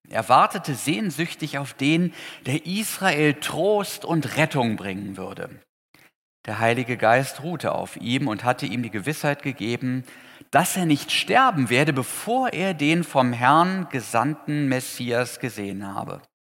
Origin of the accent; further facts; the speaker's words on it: Potsdam, Brandenburg, Germany; In Potsdam, wo ich herkomme